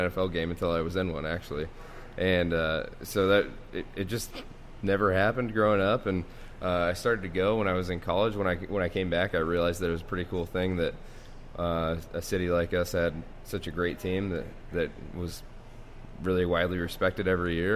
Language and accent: English; Spokane, Washington, United States; moved away as an adult; now in Detroit, United States; growing up in Spokane